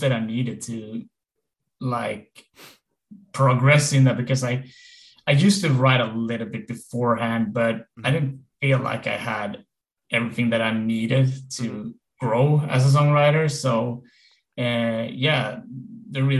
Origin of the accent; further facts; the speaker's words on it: Gothenburg, Västra Götaland, Sweden; also born or lived in Stockholm; I'm from Sweden, Gothenburg.